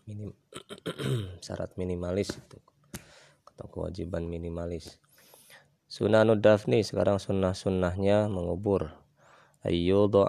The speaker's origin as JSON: {"language": "Indonesian", "region": "West Java", "country": "Indonesia", "said": "kalau kata orang kita Sunda namanya apa kaca piring"}